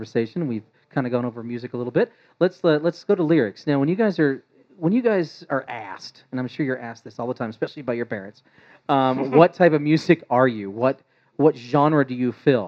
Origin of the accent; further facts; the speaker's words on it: East Coast, United States; now in Denver, United States; I'm from the East Coast.